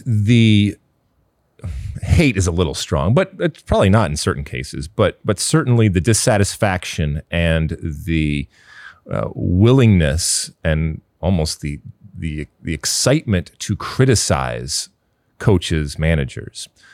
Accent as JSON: {"language": "English", "region": "Michigan", "country": "United States", "tie": "born or raised there", "said": "I grew up in Michigan."}